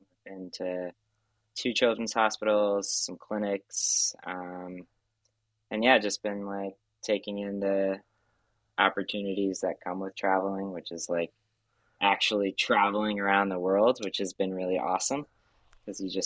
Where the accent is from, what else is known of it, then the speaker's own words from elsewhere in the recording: Connecticut, United States; I'm from Connecticut. And I worked in Connecticut